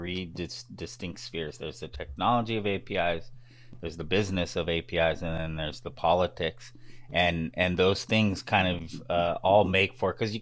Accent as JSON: {"language": "English", "country": "United States", "tie": "born or raised there", "said": "I grew up in the West Coast of the United States, in Humboldt County, Southern Oregon."}